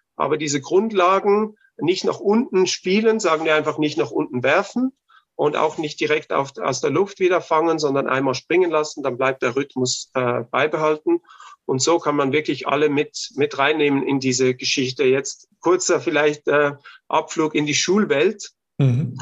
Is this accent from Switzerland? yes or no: no; Austria; bei uns in Österreich